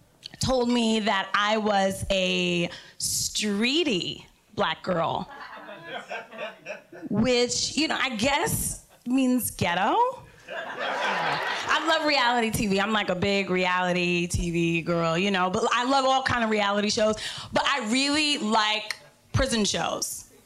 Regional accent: New York, United States; So I'm from New York, like I said, and I had this Latina hairdresser.

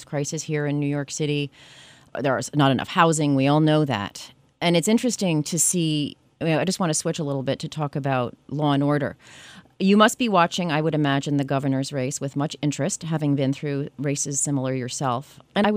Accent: Canada; now in United States; I was born in Canada and became a citizen a couple decades ago here.

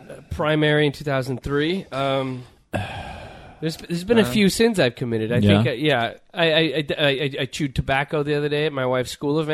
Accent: Los Angeles, California, United States; growing up in the greater L.A. area.

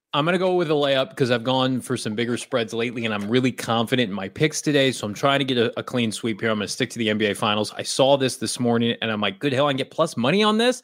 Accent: Illinois, United States; also born or lived in Oregon; now in Phoenix, United States; I'm from Illinois originally, spent some time in Oregon.

